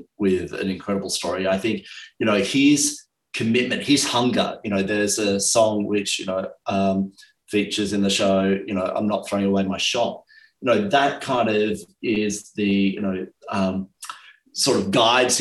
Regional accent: Australia; as an Australian heading over to New York City

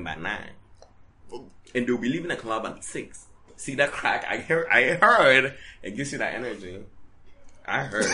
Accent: United States; accent: American; my American accent comes out.

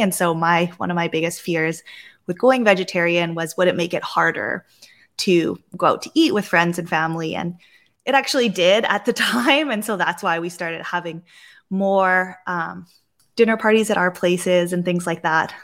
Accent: Vancouver, British Columbia, Canada; growing up in Vancouver and on the Pacific Northwest

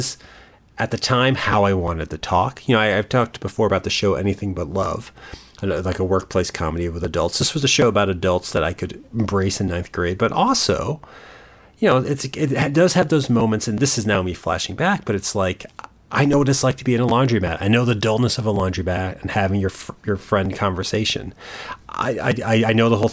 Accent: Connecticut, United States; as a kid growing up in Connecticut

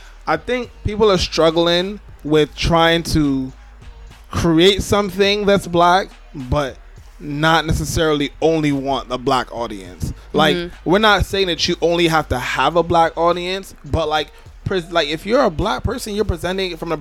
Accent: New York, United States; I'm from New York

